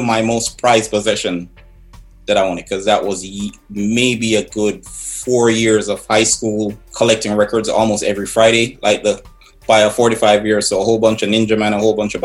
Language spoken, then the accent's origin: English; Kingston, Jamaica; now in Bronx, United States; I was born in Kingston, Jamaica